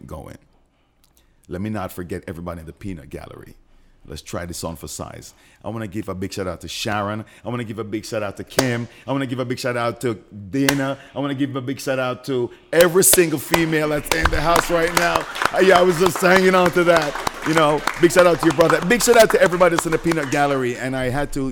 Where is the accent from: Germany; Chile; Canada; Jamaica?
Jamaica; moved away